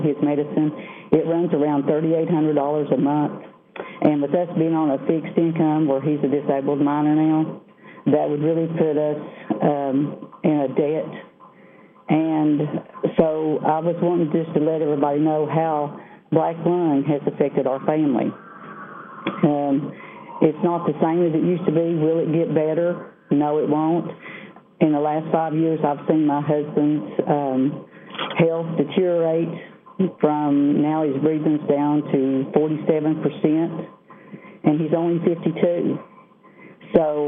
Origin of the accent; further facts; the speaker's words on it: Southwest Virginia, United States; I am from Southwest Virginia.